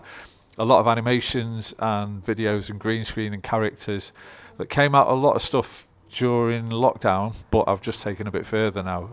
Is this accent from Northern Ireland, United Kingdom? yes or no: no; Stockport, North West England, United Kingdom; I grew up in Stockport